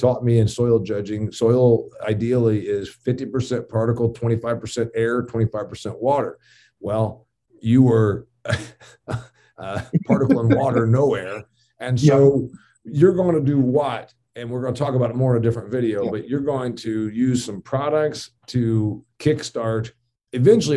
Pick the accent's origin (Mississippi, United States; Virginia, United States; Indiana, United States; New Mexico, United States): Indiana, United States; Northern; I'm from Northern Indiana